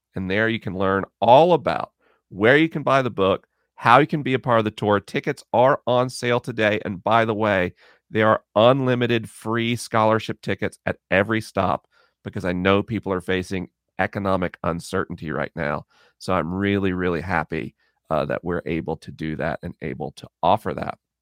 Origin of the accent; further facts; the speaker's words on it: Florida, United States; Orlando, back in my home state of Florida